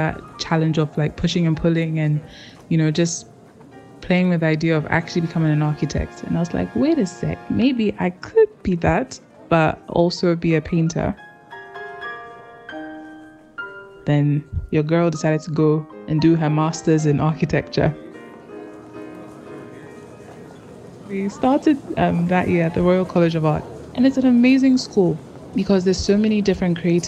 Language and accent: English; Ghana; moved away as an adult; also born or lived in Nottingham; now in London, United Kingdom; I'm a Ghanaian graphic designer, photographer, videographer, and web designer currently living